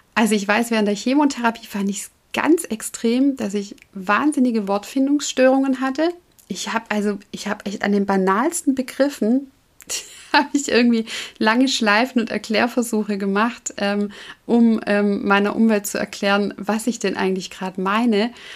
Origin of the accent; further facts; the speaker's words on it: Southern Germany, Germany; also bei uns im süddeutschen Raum, da wo ich herkomme